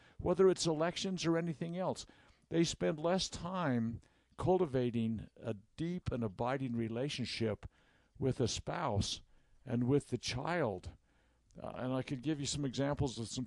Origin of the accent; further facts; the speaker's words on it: Utah, United States; we're from Utah